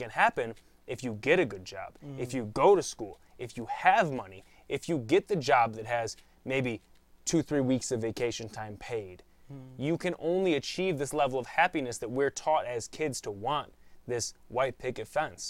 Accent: United States; we were raised in America

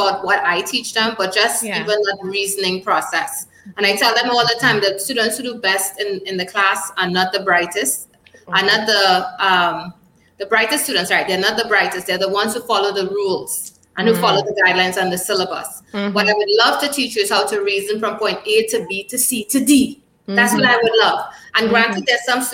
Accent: Trinidad & Tobago; our native Trinidad and Tobago

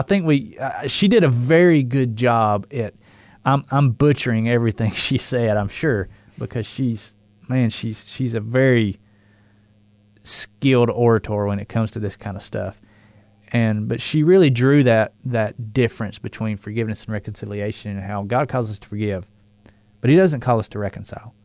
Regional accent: the South, United States; accent: southern drawl

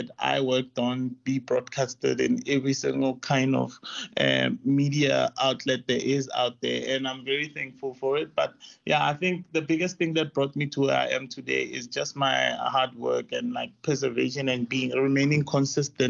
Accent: Rustenburg, North West, South Africa; moved away as an adult; also born or lived in Johannesburg; I grew up in Rustenburg, and then I came around Johannesburg to actually go study film around 2008.

